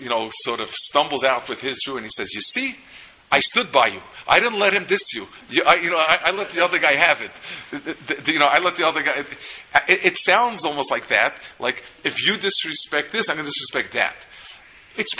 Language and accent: English; New York, United States; I grew up in New York, but I've done tshuva since then. I'm a VT New Yorker. And I've also found out, to my relief, that people consider the Lower East Side you grew up to be not really New York